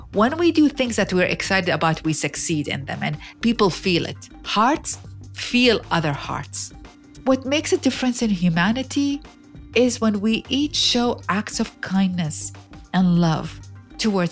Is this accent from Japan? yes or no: no; Iraq; now in United States; I grew up in Iraq